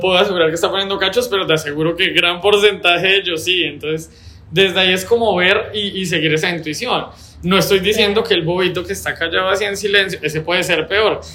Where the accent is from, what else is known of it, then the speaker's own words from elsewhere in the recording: Bogotá, Colombia; also born or lived in Bucaramanga; now in Medellín, Colombia; ser Rolo